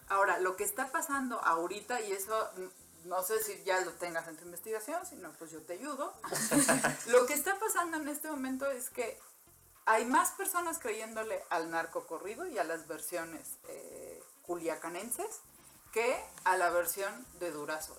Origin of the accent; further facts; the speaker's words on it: Mexico; nuestro país